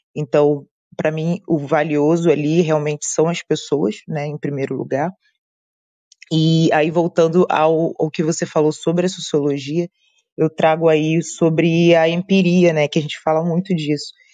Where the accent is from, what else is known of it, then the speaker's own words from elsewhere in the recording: Rio de Janeiro, Brazil; eu sou do Rio de Janeiro